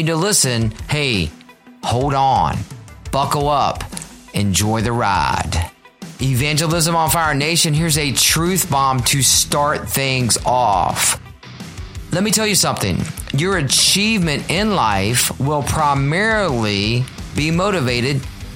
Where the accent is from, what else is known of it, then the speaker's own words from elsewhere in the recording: Richmond, Virginia, United States; my hometown of Richmond, Virginia. RVA is what we call my hometown.